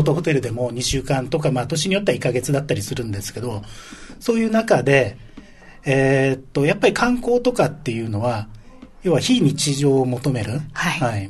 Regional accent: Naha, Okinawa, Japan; おろくから来ました

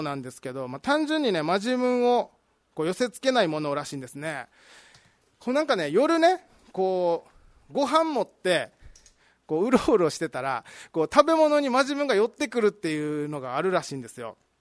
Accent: Okinawa, Japan; now in Tokyo, Japan

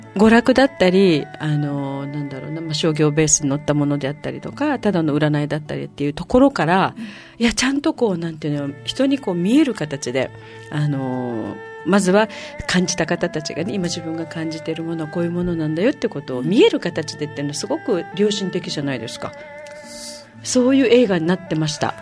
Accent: Okinawa, Japan; 私たちは沖縄の人間

